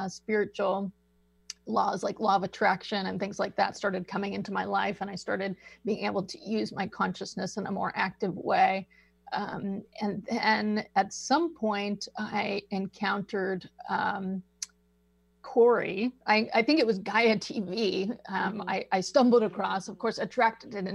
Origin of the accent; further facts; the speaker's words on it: Seattle, Washington, United States; moved away; I grew up actually in the Seattle area